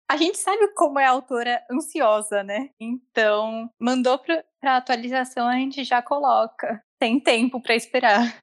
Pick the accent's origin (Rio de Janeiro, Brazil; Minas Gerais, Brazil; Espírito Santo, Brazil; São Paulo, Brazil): São Paulo, Brazil; interior of; E eu sou do interior de São Paulo também, mas mais afastadinho